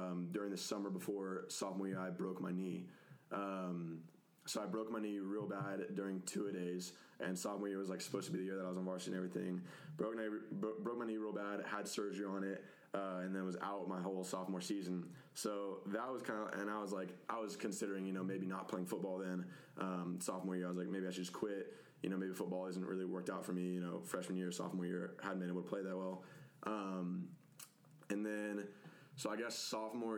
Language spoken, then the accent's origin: English; Coppell, Texas, United States; also born or lived in Dallas, Texas; I was born in Dallas and then grew up my whole life in, like, Coppell schools and everything